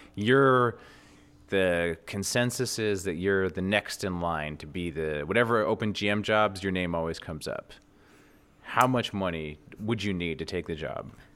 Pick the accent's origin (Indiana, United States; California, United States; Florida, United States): California, United States; West Coast; I'm West Coast, I'm from the West Coast, born and raised the West Coast